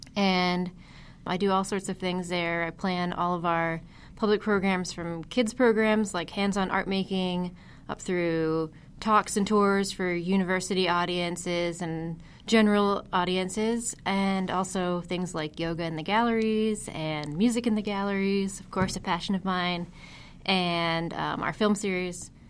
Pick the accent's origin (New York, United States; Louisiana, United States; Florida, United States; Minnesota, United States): New York, United States; Huntington; moved away; I worked as an education intern in my hometown museum, the Heckscher Museum of Art in Huntington, New York.